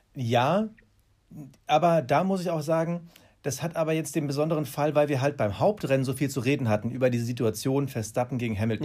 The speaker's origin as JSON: {"language": "German", "country": "Germany", "said": "als Deutsche"}